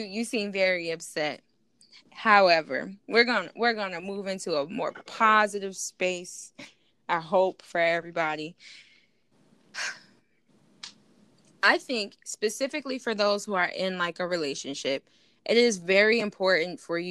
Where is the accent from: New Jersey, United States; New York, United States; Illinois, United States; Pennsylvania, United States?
New York, United States; Buffalo; I'm from New York